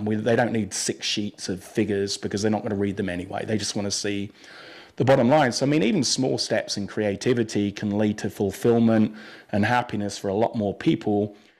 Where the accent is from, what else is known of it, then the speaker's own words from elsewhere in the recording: England, United Kingdom; moved away; I grew up in England